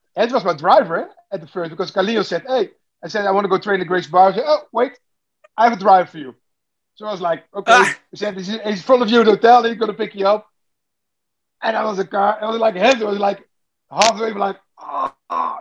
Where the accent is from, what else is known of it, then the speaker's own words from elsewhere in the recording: Netherlands; I'm, I'm from Holland